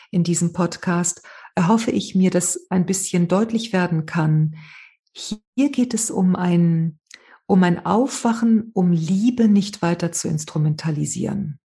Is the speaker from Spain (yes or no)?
yes; Spain